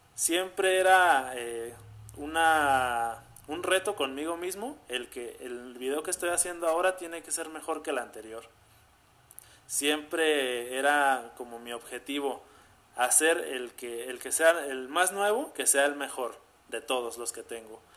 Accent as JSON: {"language": "Spanish", "town": "Zamora", "region": "Michoacán", "country": "Mexico", "tie": "born or raised there", "said": "soy de Zamora, Michoacán. O sea, aquí nací, aquí he vivido toda mi vida y aquí sigo viviendo"}